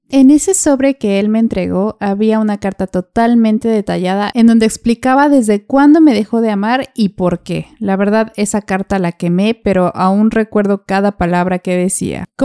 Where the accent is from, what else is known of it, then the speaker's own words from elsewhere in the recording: Mexico; Entonces tomamos la decisión de venir a vivir a México de donde yo soy.